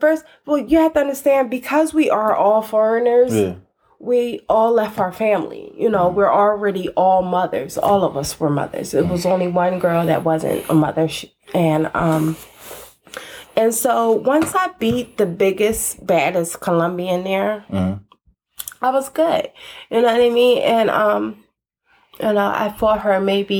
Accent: Philadelphia, Pennsylvania, United States; But I'm from North Philly.

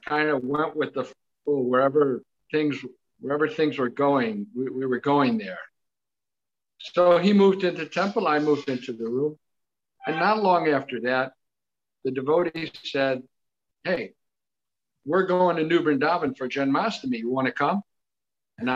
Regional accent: St. Louis, Missouri, United States; I'm from St. Louis, Missouri

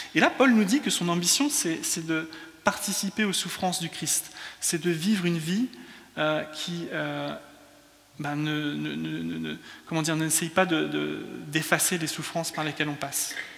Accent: France; also born or lived in England; now in London, United Kingdom; je suis anglais, mais culturellement, je suis français. Euh, quand je parle en anglais, je parle comme un français

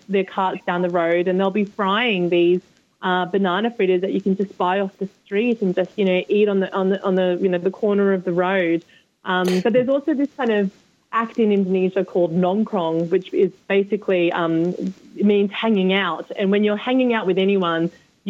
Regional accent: Sydney, New South Wales, Australia; moved away as an adult; now in London, United Kingdom; growing up in Sydney, Australia

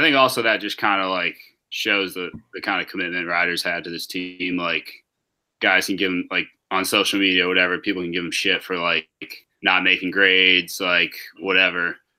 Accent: New York, United States; I was born in New York, so both my parents from there

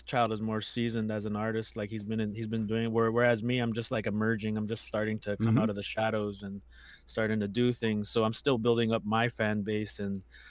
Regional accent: Chisasibi, Quebec, Canada; also born or lived in Manitoba; I'm originally from Manitoba, but I've been living in the Cree Nation of Chisasibi for most of my life. That's in the northern Quebec

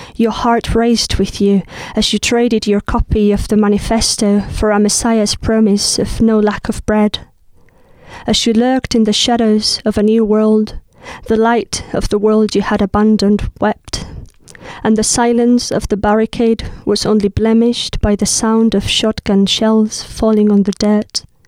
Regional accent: hometown of Lorca, Andalusia, Spain; first language Spanish; English is a second language; moved away as an adult; now in United Kingdom; from my hometown

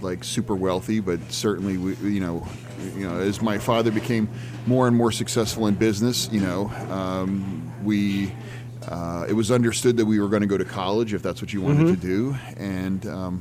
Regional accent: York, Pennsylvania, United States; also born or lived in Reading, Pennsylvania / Pittsburgh, Pennsylvania; now in Pittsburgh area, United States; I grew up in York, Pennsylvania

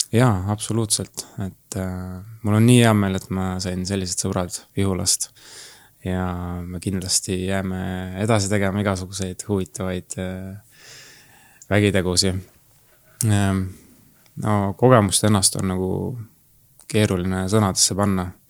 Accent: Türi, Järva County, Estonia; tulen Türilt ja ma olen massöör

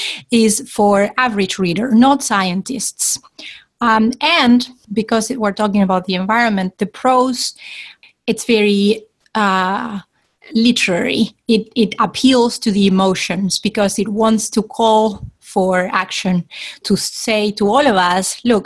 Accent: Argentina; originally from Argentina

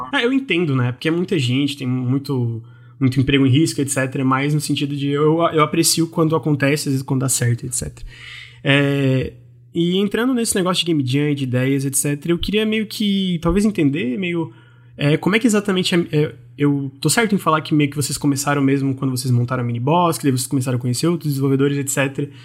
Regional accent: Santa Catarina, Brazil; eu sou de Santa Catarina

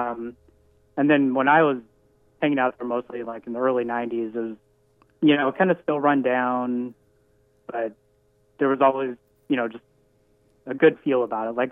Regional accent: Centralia, Washington, United States; born or raised there

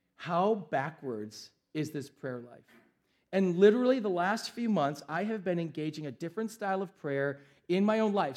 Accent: United States; we, as an American culture

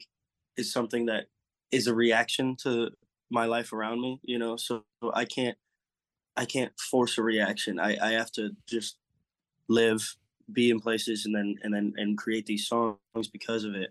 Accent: California, United States; also born or lived in Eugene, Oregon; now in Nashville, United States; I'm a Californian

